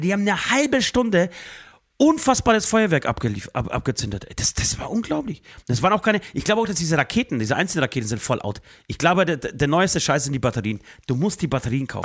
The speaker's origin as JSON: {"language": "German", "town": "Speichersdorf", "region": "Bavaria", "country": "Germany", "said": "das ist ein kleines Dorf außerhalb von Speichersdorf, da wo ich herkomme"}